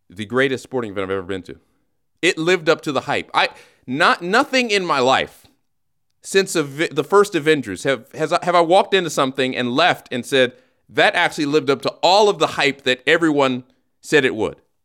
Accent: Los Angeles, California, United States; I've been living in this country for years. I was born here.

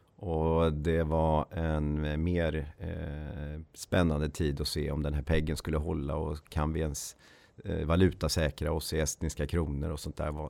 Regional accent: Ulricehamn, Västra Götaland, Sweden; moved away as an adult; also born or lived in Uppsala; född och uppväxt i Ulricehamn som ligger mellan Borås och eh, Jönköping. Eh, bodde där tills jag eh, flyttade till Uppsala

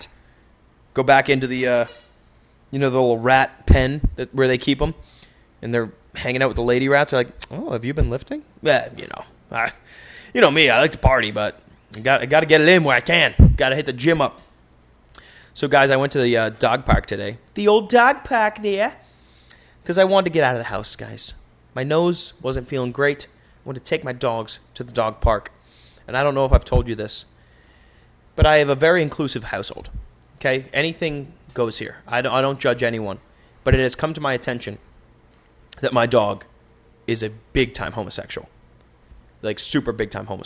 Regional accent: United States; I'm American

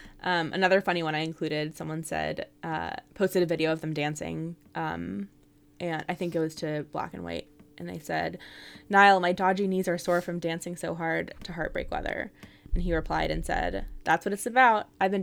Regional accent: California, United States; I'm obviously very intrigued about all the Bay Area references because, you know, that's my home, mm-hmm. my hometown.

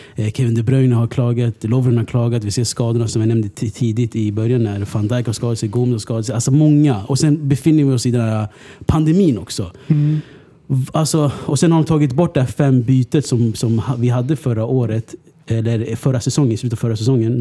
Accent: Stockholm, Stockholm County, Sweden; jag är från Husby

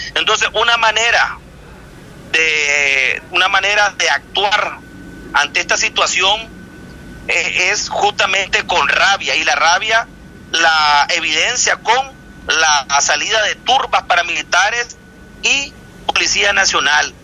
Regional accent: Nicaragua; en mi país.

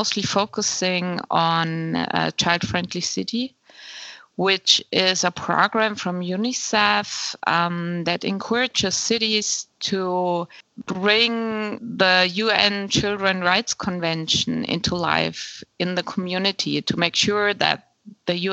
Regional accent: Bavaria, Germany; I'm from Bavaria, which is in southern Germany

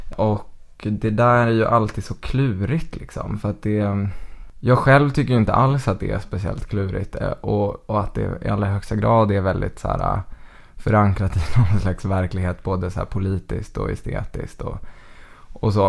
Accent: Västerås, Västmanland, Sweden; Jag är född och uppvuxen i Västerås

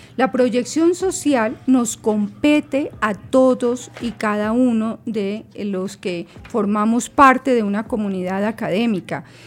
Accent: Colombia; somos colombianos

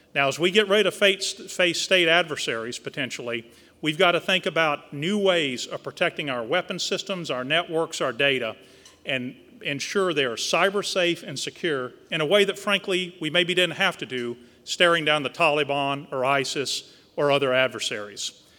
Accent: South Texas, United States; moved away; Growing up in South Texas with a family who had a very small oil field production company near Victoria, Texas

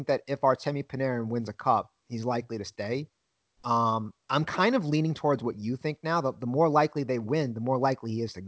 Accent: New York City, New York, United States; I grew up in Brooklyn

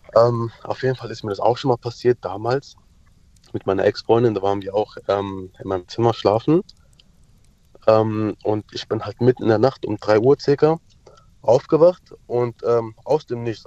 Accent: Turkey; now in Mannheim, Germany; ich komme ja aus der Türkei

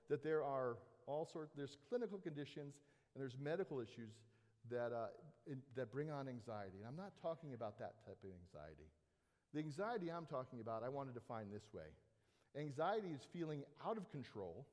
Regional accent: Southern California, United States; I grew up in Southern California, I spent a lot of time at the beach

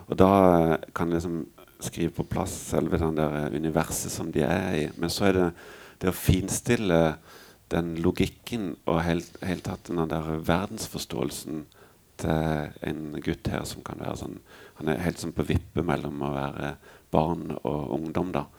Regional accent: Mandal, Agder, Norway; når vi flytta fra Skjepstad til Ime det er sånn de to mest meningsløse stedene du kan bo i Mandal

